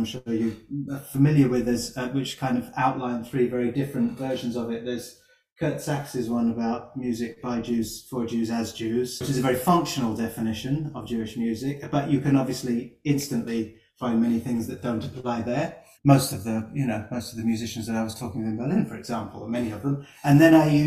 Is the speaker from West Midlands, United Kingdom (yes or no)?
no; London, United Kingdom; I'm from North London